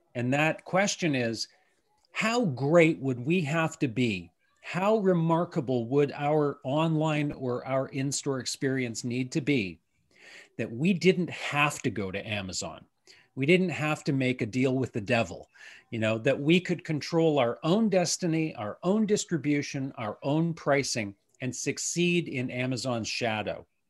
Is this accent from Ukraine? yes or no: no; Canada; as a Canadian